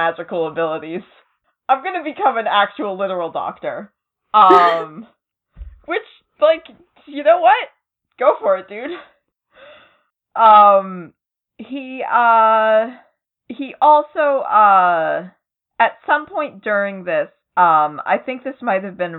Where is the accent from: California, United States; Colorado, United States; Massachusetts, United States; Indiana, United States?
Massachusetts, United States; near Salem; I'm not from Salem, but I'm, like, I'm close to Salem